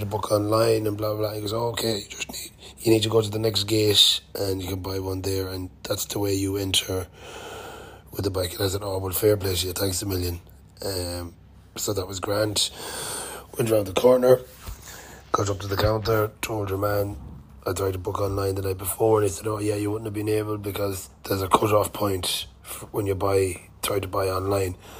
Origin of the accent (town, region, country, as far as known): Ireland